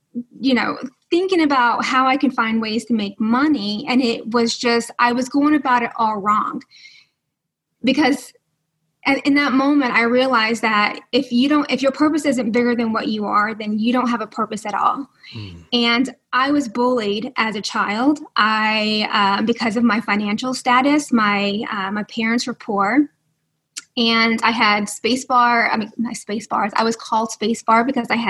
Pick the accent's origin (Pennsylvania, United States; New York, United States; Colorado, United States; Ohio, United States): New York, United States; I'm from New York.